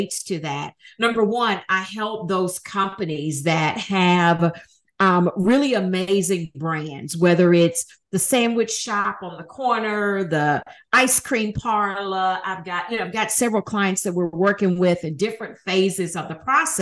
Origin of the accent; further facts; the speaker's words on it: Huntsville, Alabama, United States; moved away as an adult; also born or lived in Atlanta, Georgia / Nashville, Tennessee; I needed to move back to my hometown of Huntsville, Alabama